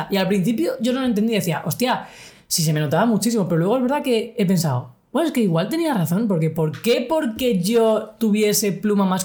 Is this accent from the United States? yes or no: no; Cartagena, Region of Murcia, Spain; moved away as an adult; yo soy de Cartagena, he pasado toda mi vida allí, o sea, nací allí, mi familia es de allí, bueno, mi padre era de Madrid, también tengo familia en Madrid, pero vamos, yo me criaba criado ahí toda mi infancia, toda mi adolescencia, hasta los 18 que vine aquí.